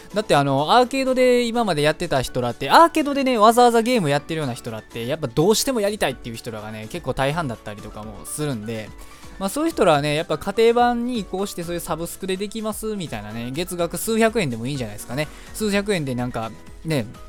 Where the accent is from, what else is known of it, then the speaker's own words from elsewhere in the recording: Osaka, Japan; moved away; 僕の地元、まあ、もともと僕地元大阪なんですけど